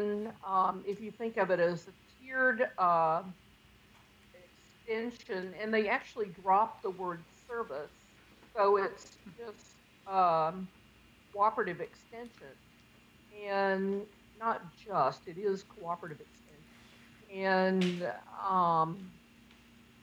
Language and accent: English; Pender County, North Carolina, United States; I'm a North Carolina native from Pender County